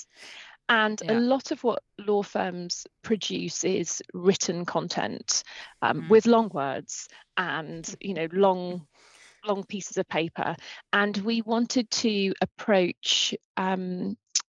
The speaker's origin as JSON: {"language": "English", "country": "United Kingdom", "said": "I'm very British. I'm very British."}